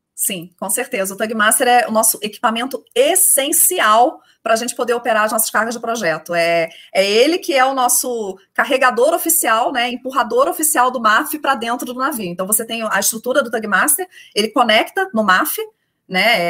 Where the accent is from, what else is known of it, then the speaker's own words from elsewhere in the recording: Rio de Janeiro, Brazil; accent: carioca; moved away as an adult; also born or lived in Porto Alegre; now in São Paulo, Brazil; pelo sotaque todo mundo já sabe que eu sou carioca, é, são 13 anos já fora do Rio de Janeiro, mas esquece, não perco meu sotaque